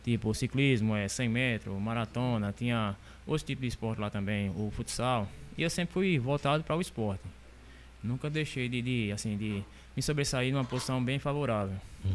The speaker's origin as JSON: {"language": "Portuguese", "town": "São Sebastião do Umbuzeiro", "region": "Paraíba", "country": "Brazil", "moved": "yes", "lives_now": "Monteiro, Brazil", "said": "eu sou aqui de São Sebastião, São Sebastião do Buzeiro. Aí vim morar aqui em Monteiro, tá com 12 anos"}